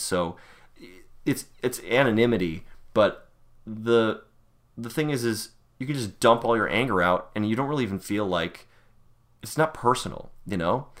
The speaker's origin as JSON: {"language": "English", "town": "Buffalo", "region": "New York", "country": "United States", "tie": "born or raised there", "said": "I am a Buffalonian, probably like a lot of people listening to this. Born and raised in Western New York"}